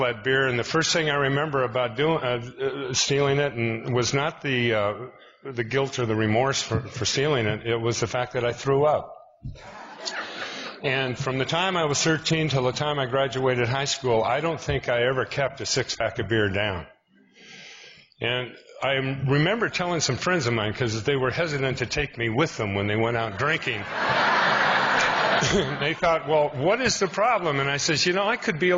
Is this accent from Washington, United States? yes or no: yes; Spokane, Washington, United States; I'm from Spokane, Washington